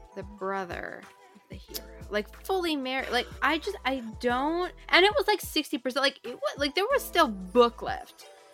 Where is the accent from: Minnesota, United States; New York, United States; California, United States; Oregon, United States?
Minnesota, United States; I grew up in Minnesota